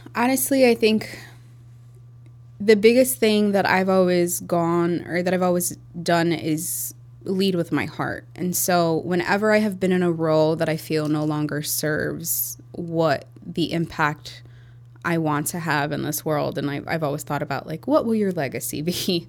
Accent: Chicago, Illinois, United States; also born or lived in Iowa; I was born and raised in Chicago, um, near Pulaski and Armitage, Hermosa, or near Humboldt Park

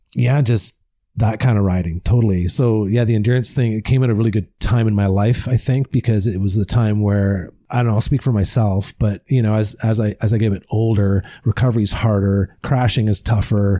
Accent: Deep River, Ontario, Canada; I am an Ontario boy. I grew up in the Ottawa Valley in, uh, uh, Deep River, Ontario.

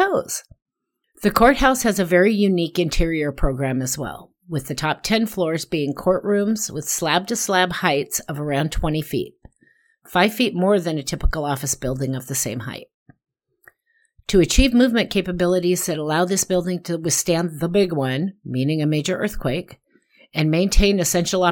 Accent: Portland, Oregon, United States; my hometown, downtown Portland, Oregon

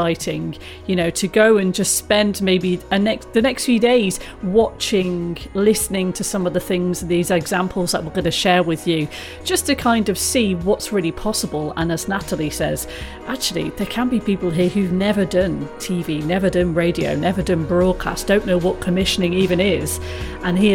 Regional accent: Coventry, West Midlands, United Kingdom; I grew up in Coventry

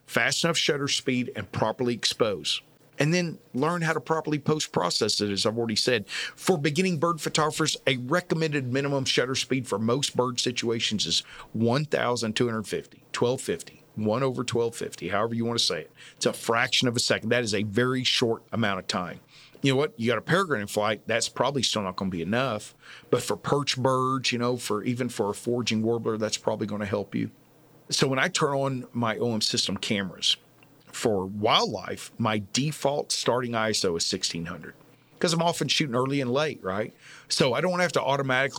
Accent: Texas, United States; I am from Texas

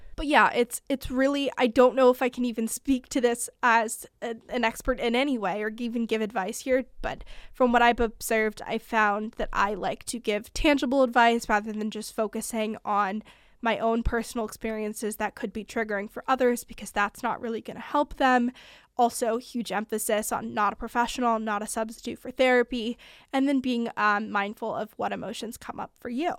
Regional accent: California, United States; also born or lived in Montana; I'm from California.

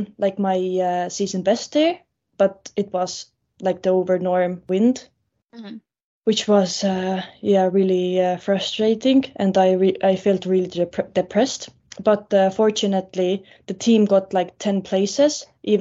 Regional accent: Estonia; I'm from Estonia, so we don't have like this kind of weather here

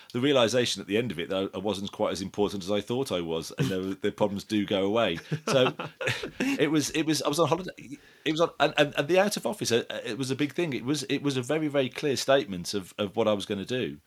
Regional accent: Wolverhampton, West Midlands, United Kingdom; now in Epsom, United Kingdom; we're heading up to Wolverhampton, where, where I'm originally from

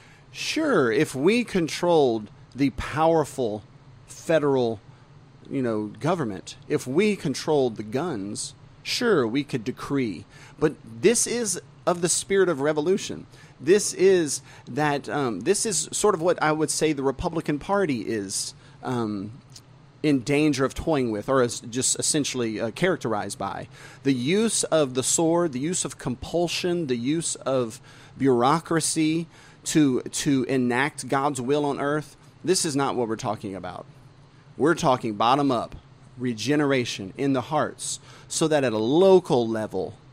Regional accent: the South, United States; I was born and raised in the South. I'm a Southern man

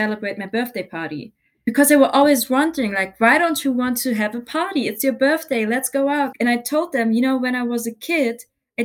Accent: Dresden, Saxony, Germany; also born or lived in Iran; now in Hamburg, Germany; I was born in Iran, and I moved to Germany with my family when I was 3 years old. So that was 1995. So kind of shortly after the German reunification. And we moved to the east of Germany. So we moved to Dresden

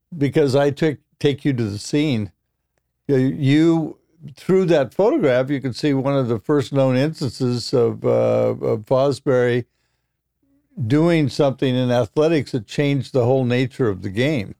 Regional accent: Roseburg, Oregon, United States; moved away; I came from Roseburg, Oregon

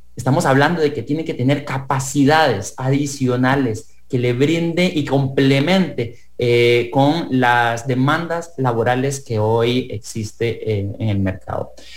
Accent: Costa Rica; como ciudadano costarricense

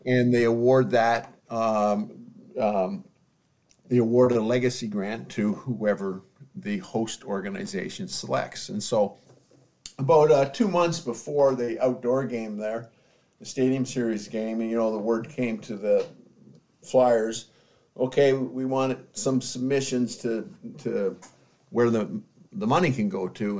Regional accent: London, Ontario, Canada; moved away; I was still a kid growing up in London, Ontario.

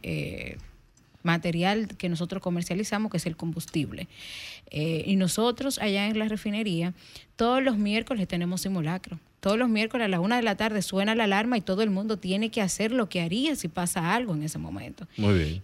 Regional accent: Dajabón, Dominican Republic; yo soy de la zona fronteriza, soy de Dajabón.

